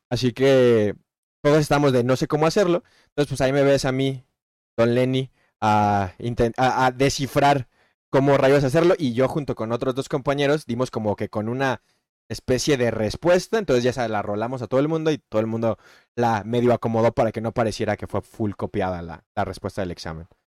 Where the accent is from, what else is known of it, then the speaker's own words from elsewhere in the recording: Mexico; soy mexicano